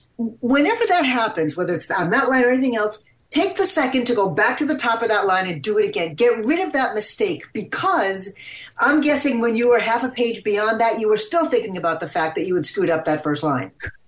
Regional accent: Louisiana, United States

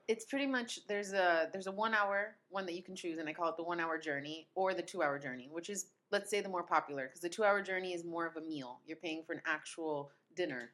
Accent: northern Italy, Italy; moved away as an adult; now in Rome, Italy; I grew up in Italy, but I grew up in the north part, so I'd never been to Rome

